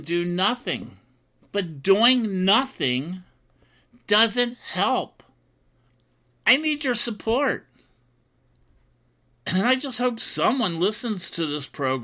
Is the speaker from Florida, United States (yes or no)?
yes; Florida, United States; Florida, my home state